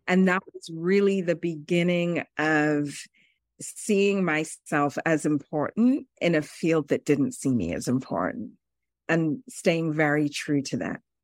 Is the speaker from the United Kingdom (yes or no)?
yes; United Kingdom; moved away as an adult; also born or lived in Zambia; now in New York City, United States; I grew up in the United Kingdom. I was born in Zambia, which is a country in Southern Africa, and went to the U K as a three-year-old.